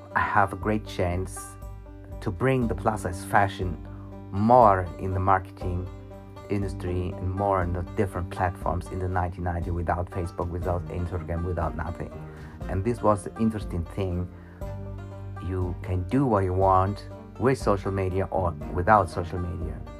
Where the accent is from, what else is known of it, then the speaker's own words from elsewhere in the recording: Germany; I was born in Germany and I'm now 50 years old